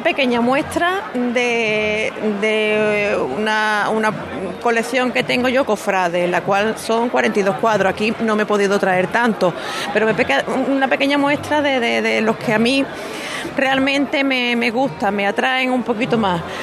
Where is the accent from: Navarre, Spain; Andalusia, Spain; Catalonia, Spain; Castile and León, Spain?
Andalusia, Spain; Bormujos; Yo soy de Bormujo, soy nativa de aquí